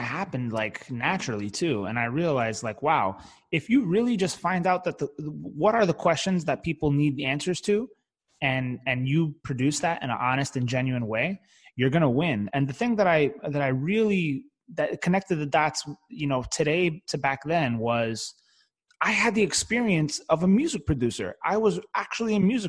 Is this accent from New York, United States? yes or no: yes; New York City, New York, United States; I grew up in the Bronx specifically